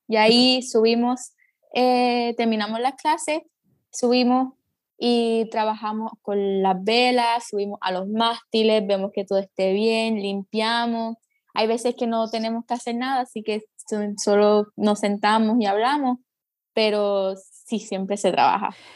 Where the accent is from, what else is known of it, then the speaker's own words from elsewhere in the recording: Guayanilla, Puerto Rico; also born or lived in Ponce; Pues nací en Ponce, eh, pero he vivido casi toda mi vida en Guayanilla. Así que pues me gusta decir que soy de Guayanilla